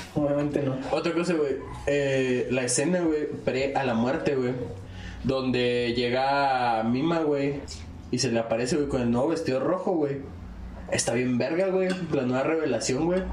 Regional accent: Chihuahua, Mexico; Somos tres güeyes de Chihuahua

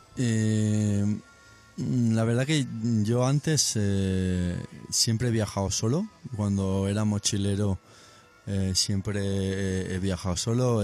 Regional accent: Benicarló, Valencian Community, Spain; Benicarlo, mi pueblo, un pueblo de Castellón.

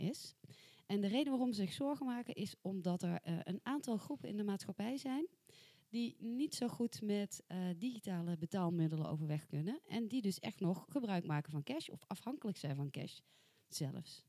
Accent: soft G, southern Netherlands, Netherlands; accent: soft G; met mijn zachte G

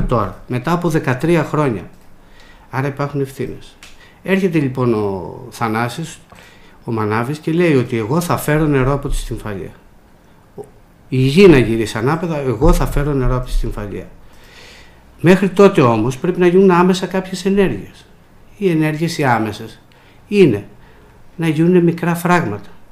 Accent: Velo, Peloponnese, Greece; moved away as an adult; also born or lived in Athens; Εμείς μεγαλώσαμε στην πλατεία του Βέλου, είμαστε από το Βέλο

